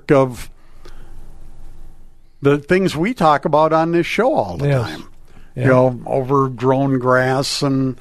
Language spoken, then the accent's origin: English; Crookston, Minnesota, United States; Crookston, my hometown